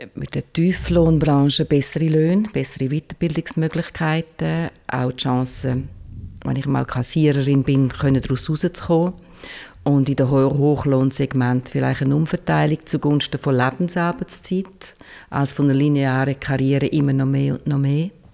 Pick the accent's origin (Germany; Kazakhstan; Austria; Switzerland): Switzerland; im Kanton Schweiz, wo ich herkomme